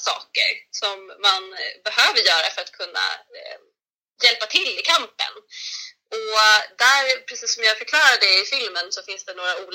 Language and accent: Swedish; Sweden; jag är från Sverige. Jag är född här i Sverige. Jag är ifrån Sverige.